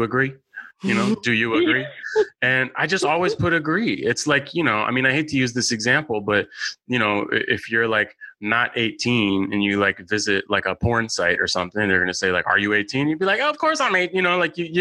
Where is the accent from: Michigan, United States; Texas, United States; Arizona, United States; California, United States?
California, United States; San Francisco; I'm a San Francisco native. I grew up in San Francisco